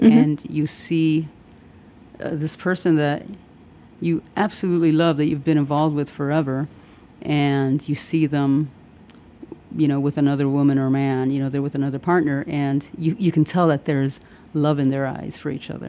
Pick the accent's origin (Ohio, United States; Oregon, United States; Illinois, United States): Illinois, United States; Chicago; born or raised there; also born or lived in Puerto Rico / Pilsen, Chicago / Humboldt Park, Chicago / Little Village, Chicago